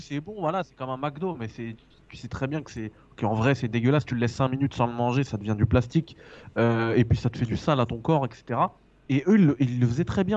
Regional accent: France; je suis français, frère. Je suis français

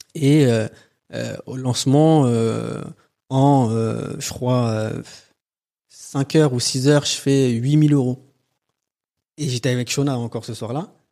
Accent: Antony, Île-de-France, France; also born or lived in Châtenay-Malabry; J'ai grandi à Antony dans le 92.

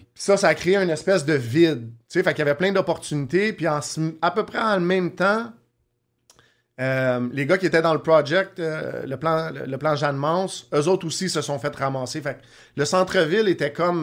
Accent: Montreal, Quebec, Canada; je un gars de Montréal, centre-ville de Montréal. J'ai déménagé pas mal, mais toujours dans le coin du centre-ville.

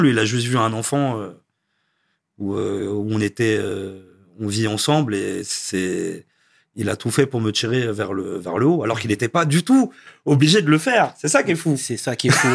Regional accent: Versailles, Île-de-France, France; also born or lived in Narbonne / Vélizy-Villacoublay; ma mère est montée sur Paris, à Villisy d'abord dans le 78, et après Versailles, et j'ai grandi, euh, j'ai grandi là-bas, à mhm. Versailles.

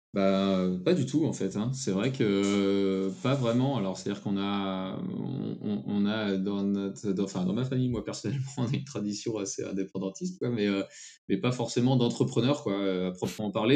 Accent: Picardy, Hauts-de-France, France; now in Paris, France; en Picardie, ma région natale

